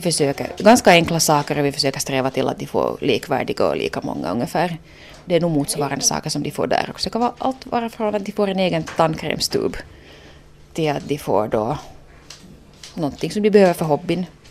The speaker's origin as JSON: {"language": "Swedish", "region": "Ostrobothnia", "country": "Finland", "tie": "born or raised there", "moved": "yes", "said": "jag är hemma från Österbotten"}